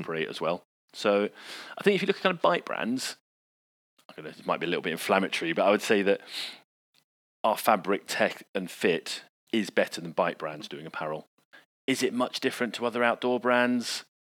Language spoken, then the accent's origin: English; United Kingdom